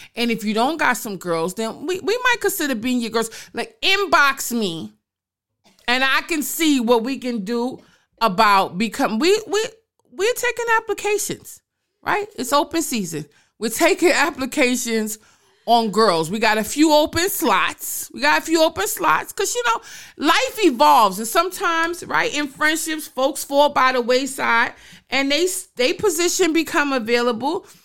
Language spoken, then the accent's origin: English; New York City, New York, United States; also born or lived in Brooklyn; I may have been born and raised in the Boogie Down Bronx, but I became a woman in Brooklyn